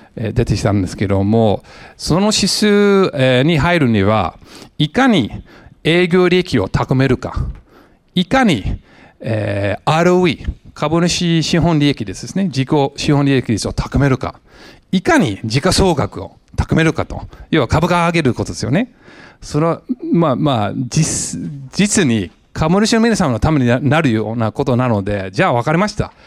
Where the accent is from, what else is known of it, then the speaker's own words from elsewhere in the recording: San Jose, California, United States; Japanese is a second language; moved away as an adult; also born or lived in Los Angeles, United States; now in Japan; アメリカ人なんですけども、えー、ロスの生まれ、えー、育ちはもうサンフェンシスコ近辺の、えー、サノゼ